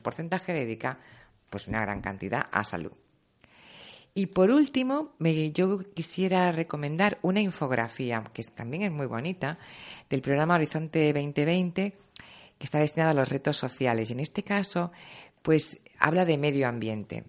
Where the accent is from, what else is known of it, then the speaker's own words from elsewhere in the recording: Madrid, Community of Madrid, Spain; moved away as an adult; now in Almería, Spain; yo soy madrileña